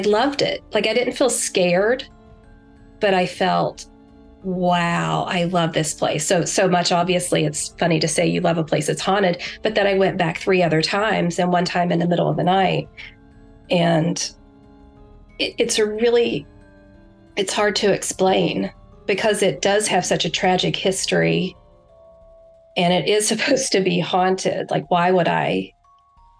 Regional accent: West Virginia, United States; I'm from West Virginia

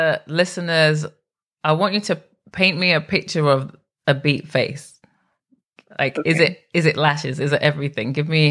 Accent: England, United Kingdom; I'm English.

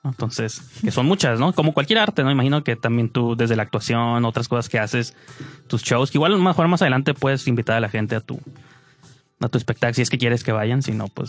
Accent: Mexico; como mexicano

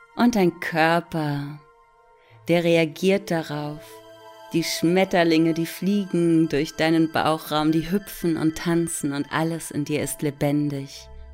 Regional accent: Hamburg, Germany; ich sitze in Hamburg. Dort bin ich übrigens auch geboren und am Rande von Hamburg aufgewachsen.

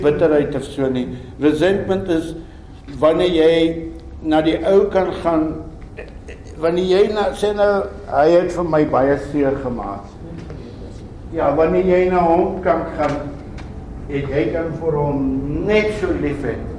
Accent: South Africa; ek is 'n boer man ek is Afrikaner

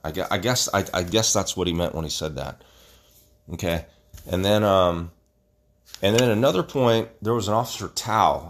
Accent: Stockton, California, United States; I grew up in Southwest Stockton, and I'm part of the legacy of Little Manila

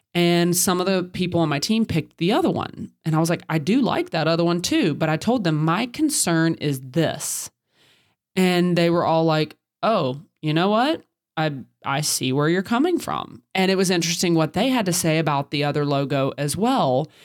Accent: the South, United States; I'm from the South

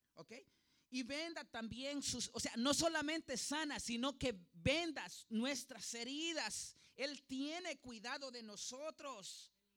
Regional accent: Honduras; yo soy hondureño

